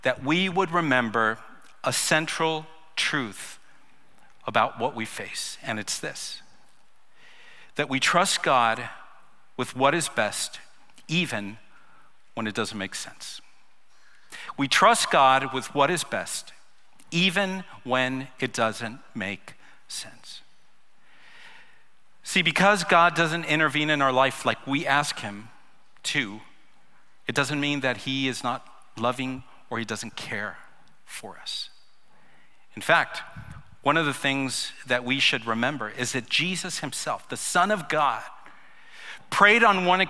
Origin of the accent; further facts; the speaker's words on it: Los Angeles, California, United States; moved away; I was raised in Los Angeles.